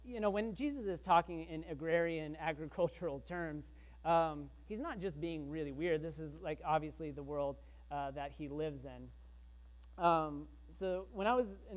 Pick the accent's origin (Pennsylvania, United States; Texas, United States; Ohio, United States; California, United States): Texas, United States; I grew up in Texas, but I didn't grow up in a farm.